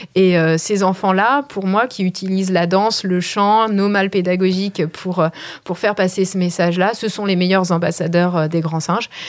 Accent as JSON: {"language": "French", "country": "France", "said": "en tant que Français"}